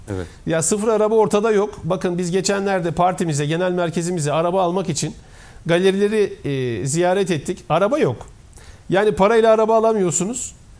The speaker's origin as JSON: {"language": "Turkish", "area": "Koyunlu village", "region": "Niğde", "country": "Turkey", "tie": "born or raised there", "also_born_or_lived": "Bursa", "moved": "yes", "said": "Ben Nide'nin Koyunlu köyünde ilkokula başlayan bir insanım."}